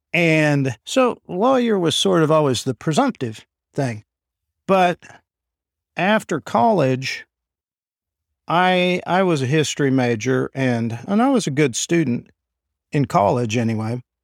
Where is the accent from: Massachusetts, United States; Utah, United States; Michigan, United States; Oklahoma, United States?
Oklahoma, United States; Enid; also born or lived in Iowa / New York / Washington; I'm from here in Enid. So I was born and raised here.